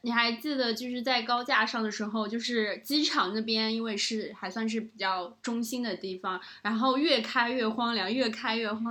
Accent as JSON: {"language": "Chinese", "country": "China", "also_born_or_lived": "Taiwan", "accent": "Taiwanese Mandarin", "said": "我说我真的听不懂，我不是台湾的人，我是大陆人。然后他还以为我开玩笑，因为我大四的时候那个口音就是和、"}